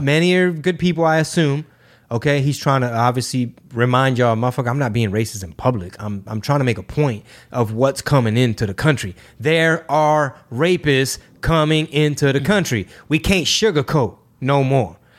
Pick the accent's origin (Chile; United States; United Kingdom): United States; Houston, Texas; Houston at the moment, my hometown